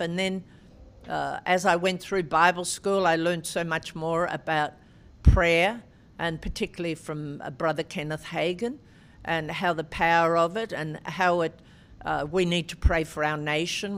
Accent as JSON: {"language": "English", "town": "Albury", "region": "New South Wales", "country": "Australia", "tie": "born or raised there", "said": "Albury, my hometown, was a, a great uh, tennis centre"}